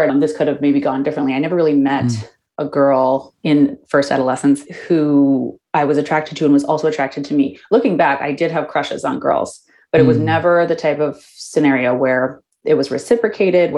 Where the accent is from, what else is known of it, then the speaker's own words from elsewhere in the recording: Minneapolis, Minnesota, United States; now in San Francisco, United States; I grew up in Minneapolis, which is a very liberal city